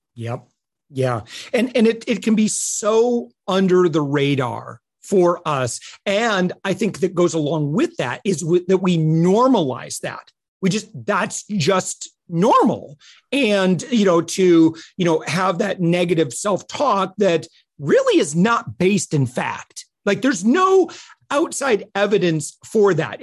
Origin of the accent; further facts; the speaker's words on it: Midwest, United States; I'm from the Midwest and, you know, very, you know, working poor kind of culture.